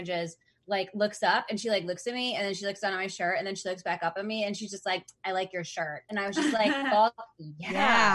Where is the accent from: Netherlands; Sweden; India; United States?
United States; Wisconsin; moved away as an adult; also born or lived in Minnesota; now in Seattle, United States; I grew up in the Midwest in Wisconsin